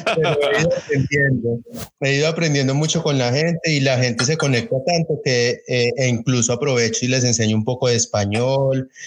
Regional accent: Colombia; moved away; desde que salimos de Colombia

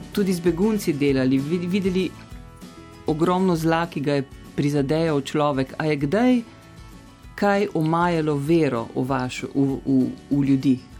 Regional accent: Slovenia; smo se Slovenci

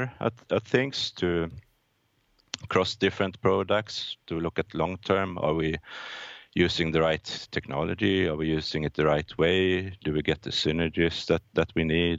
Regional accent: Norrköping, Östergötland, Sweden; also born or lived in Gothenburg, Sweden; I'm born in Gothenburg, Sweden, but I grew up in a mid-sized town called Norrköping, in a bit south of Stockholm, Sweden.

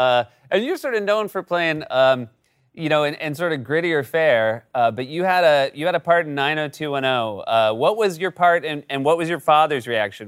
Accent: New Hampshire, United States; every kid I grew up with in New Hampshire

